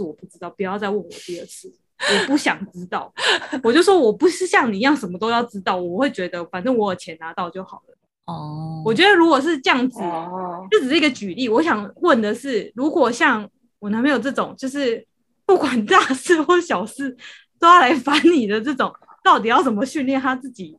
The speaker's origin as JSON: {"language": "Chinese", "country": "Taiwan", "said": "就算我是台湾的，"}